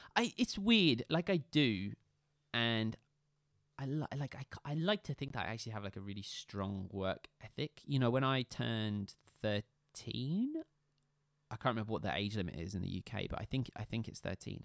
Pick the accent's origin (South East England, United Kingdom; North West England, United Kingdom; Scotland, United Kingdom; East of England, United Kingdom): Scotland, United Kingdom; realistically, I'm Scottish